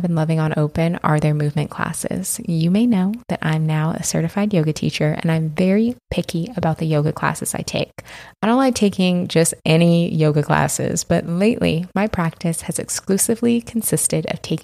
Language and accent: English; Washington, United States; moved away as an adult; I lived in Washington the first 30 years of my life